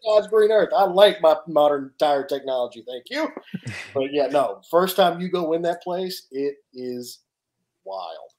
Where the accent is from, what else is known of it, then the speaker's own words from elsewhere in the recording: Nashville, Tennessee, United States; I'm from Nashville